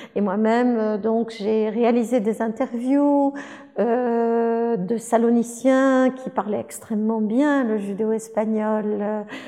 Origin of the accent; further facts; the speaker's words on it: France; je suis française